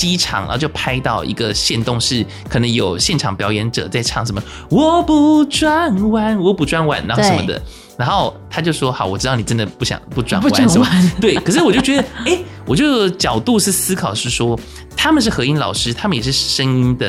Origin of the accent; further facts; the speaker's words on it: Kaohsiung, Taiwan; 呃你是说我们高雄人怎么样吗？